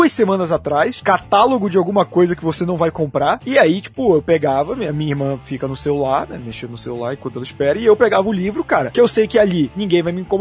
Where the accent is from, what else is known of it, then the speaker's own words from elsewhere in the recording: Belém, Pará, Brazil; now in São Paulo, Brazil; ainda mais eu vim de Belém, onde é uma cidade muito pequena, né, em, em questão de quilômetros mesmo assim, tipo, tudo é muito perto em Belém